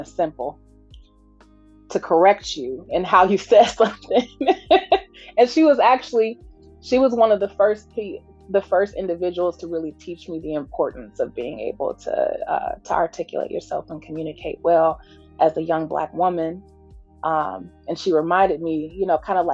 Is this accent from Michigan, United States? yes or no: yes; Detroit, Michigan, United States; also born or lived in Washington, D.C. / South Carolina; I was born in D.C., raised in South Carolina some, and then spent the rest of my life in Detroit